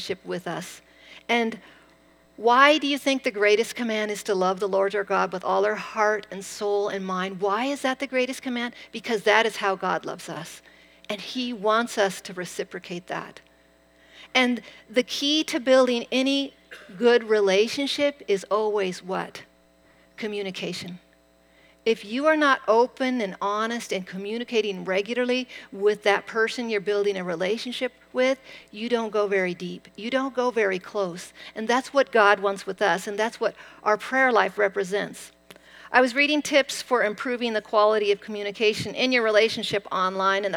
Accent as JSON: {"language": "English", "region": "Eastern Washington", "country": "United States", "tie": "born or raised there", "said": "I grew up in Eastern Washington on a wheat ranch"}